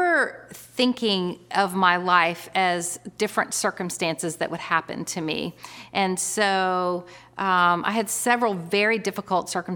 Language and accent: English; Florida, United States; now in North Carolina, United States; Originally, I'm from Florida, which is kind of a funny fact about me because I've lived in North Carolina my whole adult life.